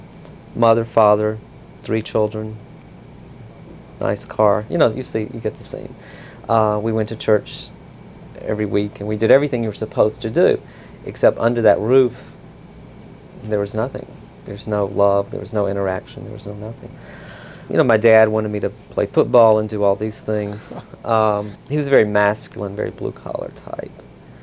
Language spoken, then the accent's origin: English; Mississippi, United States; I was the one from Mississippi.